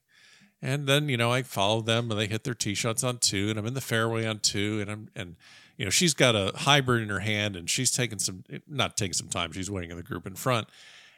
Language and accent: English; Florida, United States; I grew up in Florida